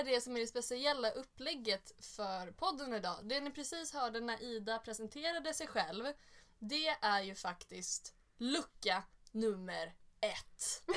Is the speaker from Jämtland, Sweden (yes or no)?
no; Sollentuna, Stockholm County, Sweden; jag kommer från Sollentuna